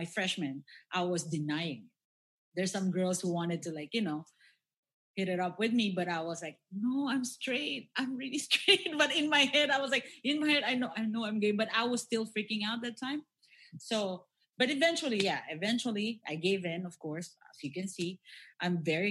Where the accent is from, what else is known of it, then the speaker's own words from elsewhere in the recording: Philippines; that's the thing about Filipinos. Yeah, we are very religious people